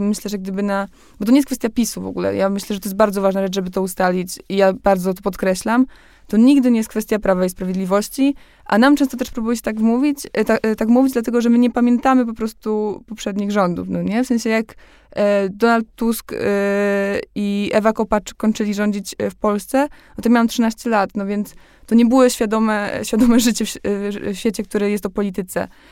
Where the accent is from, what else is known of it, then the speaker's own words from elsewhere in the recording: Poland; jak wchodziliśmy do Unii Europejskiej, ja miałam 3 lata, no więc wychowałam się już w tym wszystkim.